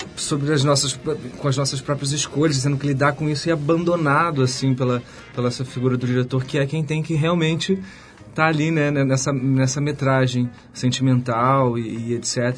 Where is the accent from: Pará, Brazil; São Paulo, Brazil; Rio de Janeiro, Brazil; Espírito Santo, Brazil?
Rio de Janeiro, Brazil; eu sou carioca, da, da Ilha do Governador e tal. E moro no Rio